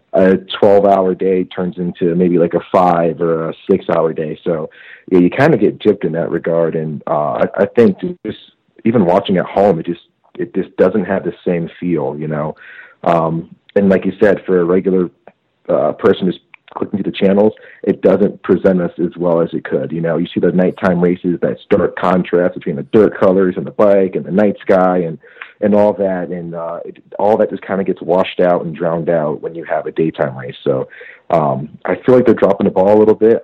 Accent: Connecticut, United States; I'm from Connecticut

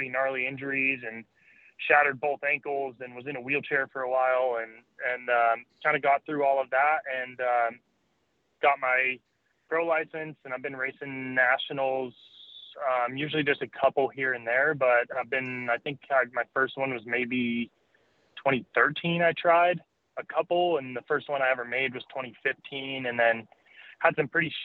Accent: Colorado, United States; moved away as an adult; also born or lived in East Coast; now in California, United States; we grew up in Colorado.

